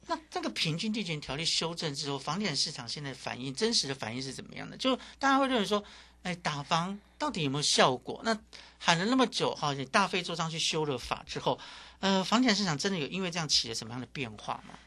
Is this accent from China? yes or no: no; Miaoli County, Taiwan; 我的家乡苗栗